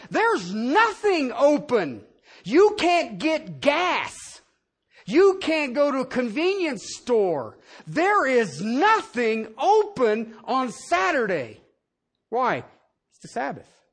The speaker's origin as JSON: {"language": "English", "region": "Southern Ohio", "country": "United States", "tie": "born or raised there", "said": "I grew up in Southern Ohio"}